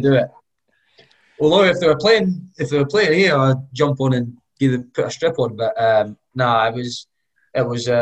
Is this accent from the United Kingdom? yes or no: yes; Scotland, United Kingdom; also born or lived in England / Barbados (heritage); I'm 26 and I moved up when I was like 7, so I've been here like 19, 20 years or something. So, yeah, I do class myself as Scottish